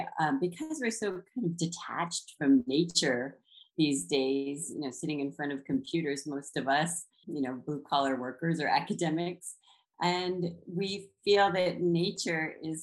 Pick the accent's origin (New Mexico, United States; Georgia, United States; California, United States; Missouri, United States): New Mexico, United States; now in Texas, United States; I grew up, of course, in Indian country. I grew up in New Mexico. My father is from South Texas, and my mother is from northern New Mexico. And of course, we have ancestral ties to San Felipe Pueblo and Ocuehuinge Pueblo.